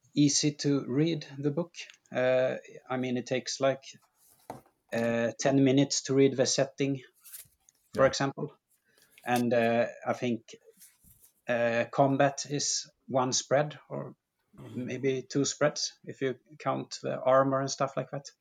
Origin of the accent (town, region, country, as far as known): Sweden; born or raised there